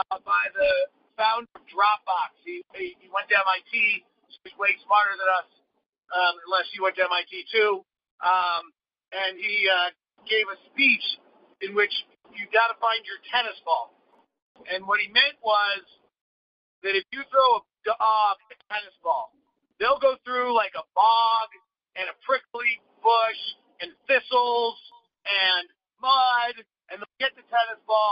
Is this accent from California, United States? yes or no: yes; Bay Area, California, United States; I grew up in the Bay Area before the Sharks